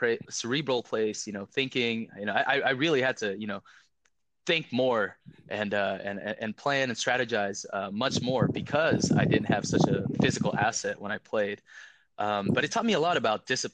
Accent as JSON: {"language": "English", "region": "West Virginia", "country": "United States", "tie": "born or raised there", "also_born_or_lived": "Philippines / Stanford, California", "second_language": "English", "said": "I moved when I was seven to Kenner, West Virginia, of all places, not speaking English at all"}